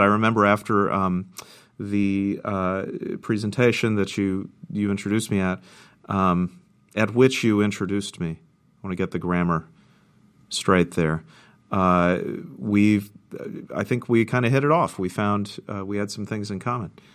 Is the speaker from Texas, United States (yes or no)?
yes; Central Texas, United States; moved away as an adult; also born or lived in Florida; now in Duluth, United States; Born and raised in the Lone Star State, Central Texas